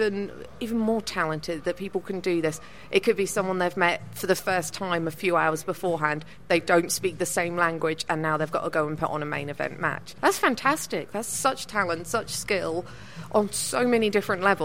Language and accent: English; Norfolk, East of England, United Kingdom; I'm from Norfolk